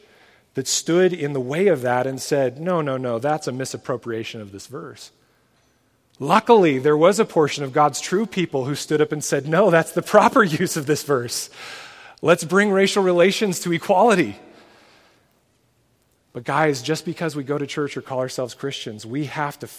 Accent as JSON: {"language": "English", "country": "United States", "said": "as an American parent"}